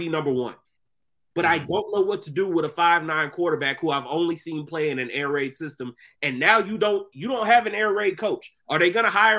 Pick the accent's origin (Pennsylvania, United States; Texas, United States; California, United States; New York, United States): Texas, United States; somebody who was born and raised in Texas